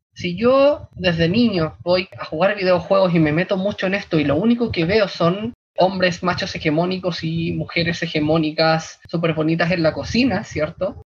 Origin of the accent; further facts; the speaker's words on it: Santiago, Santiago Metropolitan Region, Chile; Soy de Santiago